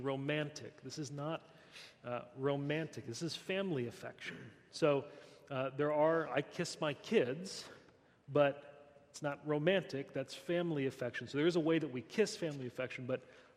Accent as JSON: {"language": "English", "country": "United States", "said": "I'm American"}